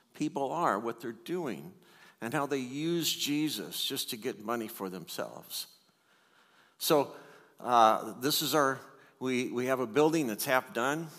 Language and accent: English; United States; growing up in the United States and growing up in a church